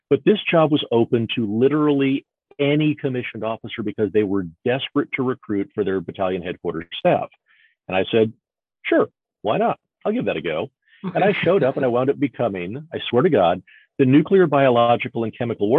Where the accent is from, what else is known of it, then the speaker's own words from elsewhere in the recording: Dallas, Texas, United States; also born or lived in Dayton, Ohio; I moved from Dayton, Ohio, down back home to Dallas-Fort Worth